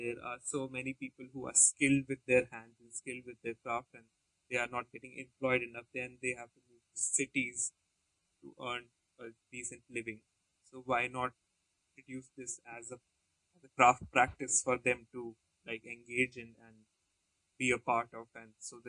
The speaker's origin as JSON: {"language": "English", "town": "Jaipur", "region": "Rajasthan", "country": "India", "tie": "born or raised there", "also_born_or_lived": "Himachal Pradesh", "moved": "yes", "said": "I was born and brought up in a town called Jaipur, so which is like a desert town, and it's in a desert state"}